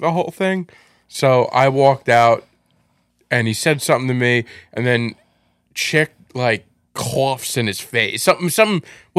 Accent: Farmingdale, New York, United States; I'm from Farmingdale.

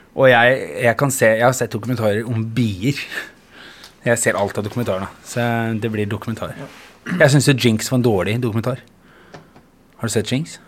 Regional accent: Geilo, Buskerud, Norway; also born or lived in Bergen; Jeg er født i Bergen eh, og flyttet til Geilo

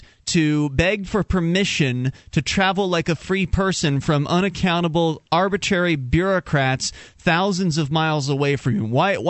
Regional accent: Florida, United States; moved away as an adult; now in New Hampshire, United States; We're Florida natives.

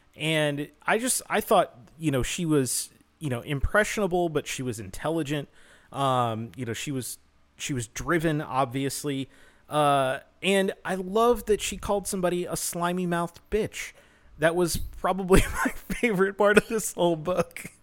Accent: United States; as an American

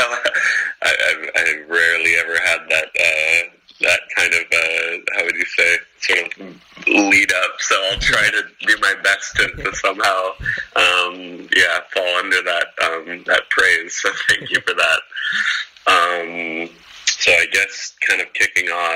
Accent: Portland, Oregon, United States; also born or lived in Eugene, Oregon; now in Los Angeles, United States; Growing up in Portland, Oregon, and going to school in Eugene

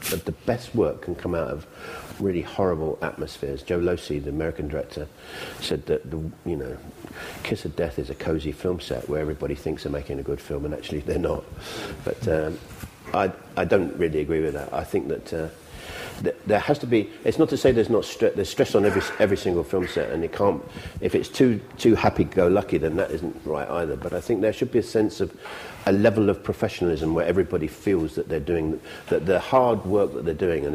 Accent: England, United Kingdom; I'm English

